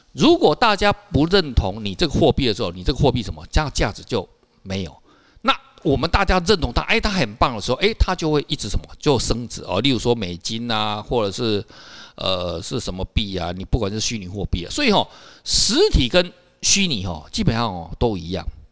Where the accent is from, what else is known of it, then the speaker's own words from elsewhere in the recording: Taiwan; 我们台湾人